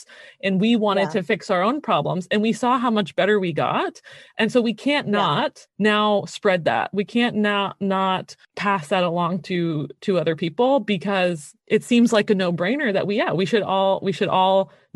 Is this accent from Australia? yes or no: no; Canada; now in United States; I'm Canadian